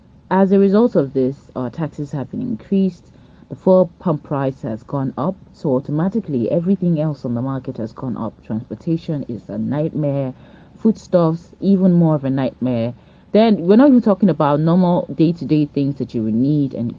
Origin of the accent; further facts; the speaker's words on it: Delta, Nigeria; also born or lived in Lagos State; now in Lagos, Nigeria; I'm originally from Delta State, but I live in Lagos State.